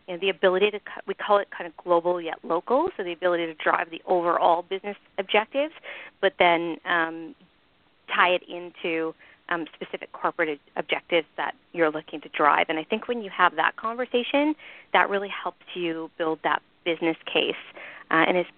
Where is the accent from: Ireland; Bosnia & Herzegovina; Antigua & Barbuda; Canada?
Canada; moved away; I'm originally Canadian